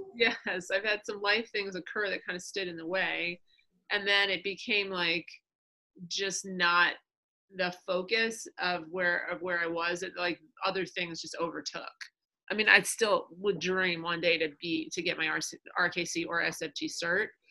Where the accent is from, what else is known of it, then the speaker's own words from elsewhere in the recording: New York, United States; moved away as an adult; also born or lived in Kansas City; I was born and raised in New York, wanted to be closer to my family